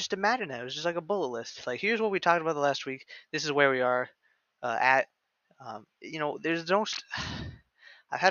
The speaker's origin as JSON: {"language": "English", "region": "Midwest", "country": "United States", "said": "I'm from the Midwest."}